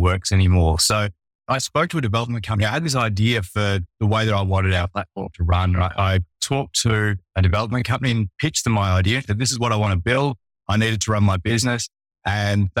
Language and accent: English; Melbourne, Victoria, Australia; I'm from Melbourne, Australia